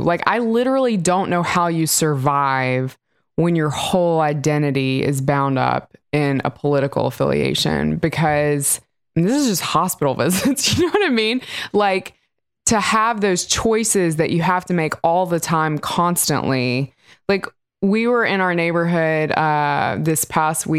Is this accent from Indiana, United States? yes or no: no; Mississippi, United States; moved away; I grew up in Mississippi.